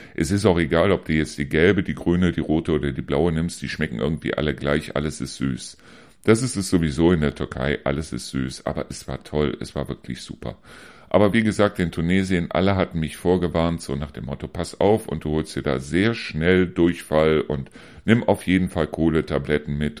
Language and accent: German; Neuss, North Rhine-Westphalia, Germany; now in Hesse, Germany; diese Pommesbuden, die es bei uns in Neuss damals immer wieder gegeben hat